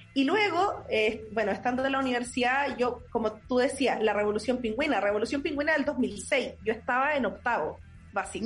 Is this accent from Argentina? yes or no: no; Linares, Maule, Chile; also born or lived in Santiago; soy de Linares, nacida y criada acá en Linares.